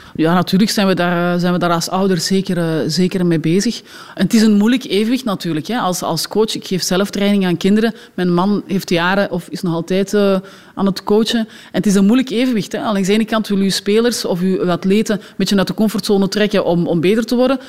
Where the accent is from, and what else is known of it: Belgium